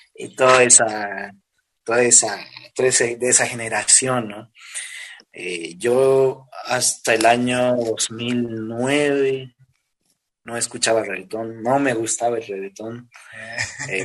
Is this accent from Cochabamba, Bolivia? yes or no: no; La Paz, Bolivia; soy de acá de Bolivia, de la ciudad de La Paz.